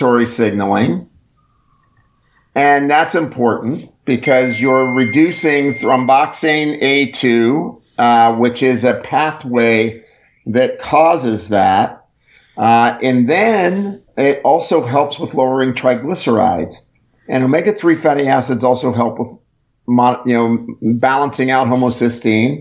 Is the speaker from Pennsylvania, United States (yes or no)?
yes; Pittsburgh, Pennsylvania, United States; now in Texas, United States; I'm originally from Pittsburgh